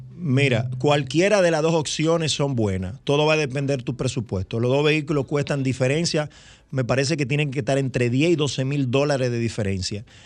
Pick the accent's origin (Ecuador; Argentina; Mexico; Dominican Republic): Dominican Republic; como dominicano